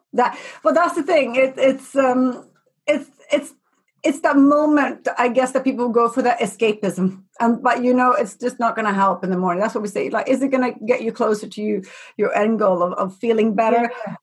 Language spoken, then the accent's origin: English; Sweden; I'm from Sweden